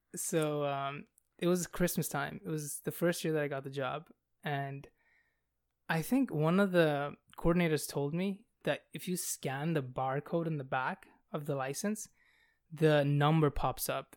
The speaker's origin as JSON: {"language": "English", "country": "Bangladesh", "moved": "yes", "said": "I come from Bangladesh."}